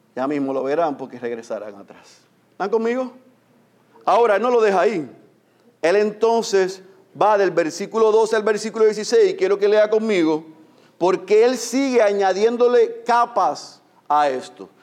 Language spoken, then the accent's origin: Spanish; Puerto Rico; En puertorriqueños nos encanta